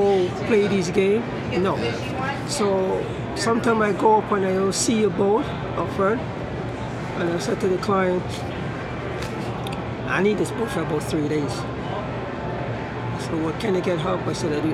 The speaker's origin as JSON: {"language": "English", "country": "Jamaica", "tie": "born or raised there", "moved": "yes", "said": "from growing up in Jamaica"}